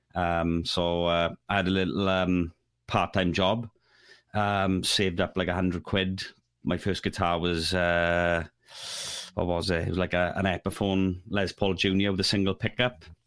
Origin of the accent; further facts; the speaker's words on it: Neath, Wales, United Kingdom; I'm from Neath